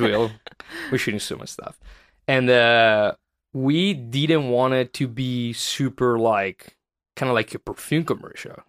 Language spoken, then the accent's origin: English; Italy; moved away as an adult; now in Los Angeles, United States; my hometown